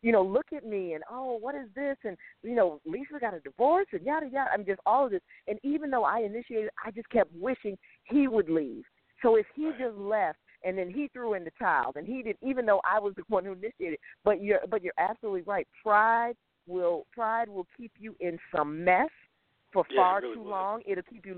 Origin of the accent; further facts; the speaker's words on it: Connecticut, United States; I'm from Connecticut, not from Boston